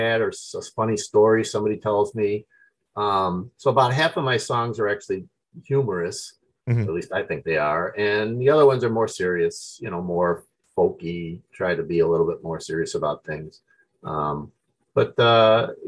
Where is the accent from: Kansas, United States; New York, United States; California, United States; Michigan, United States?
New York, United States; Albany; I'm from Albany, New York, upstate New York